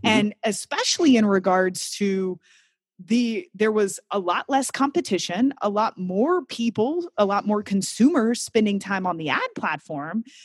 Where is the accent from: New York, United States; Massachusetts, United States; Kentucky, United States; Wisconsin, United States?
Kentucky, United States; now in Amsterdam, Netherlands; I grew up in Kentucky